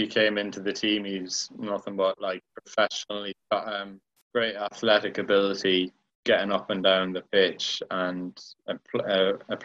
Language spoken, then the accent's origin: English; Ireland; moved away; when I was growing up in Ireland, my dad was always like really good at growing